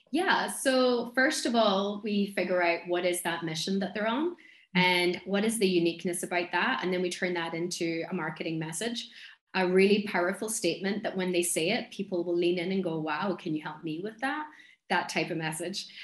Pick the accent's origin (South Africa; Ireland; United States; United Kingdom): Ireland; Donegal, Ulster; accent: thick accent; I'm from Donegal, which is in the northwest of Ireland.